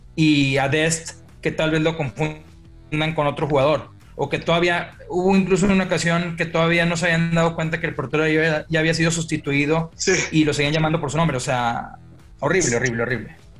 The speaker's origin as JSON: {"language": "Spanish", "country": "Mexico", "said": "como mexicano"}